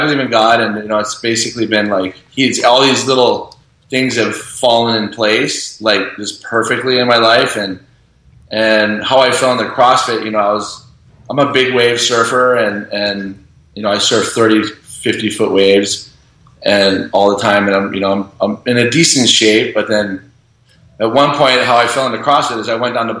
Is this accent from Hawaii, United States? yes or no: yes; Kauai, Hawaii, United States; I was born and raised on Kauai, so like growing up here